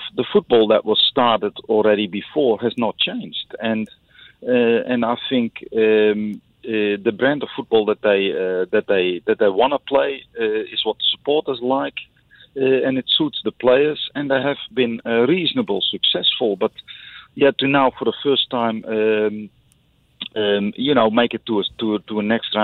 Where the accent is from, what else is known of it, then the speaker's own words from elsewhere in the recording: Netherlands; now in Singapore; I come from Holland